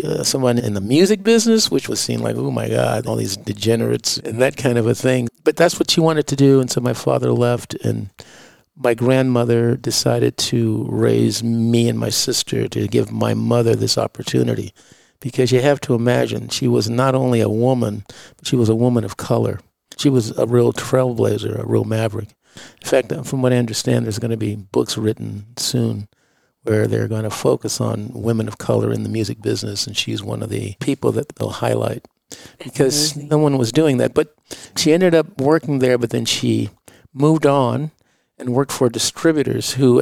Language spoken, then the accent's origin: English; Los Angeles, California, United States; I was born in 53 in Los Angeles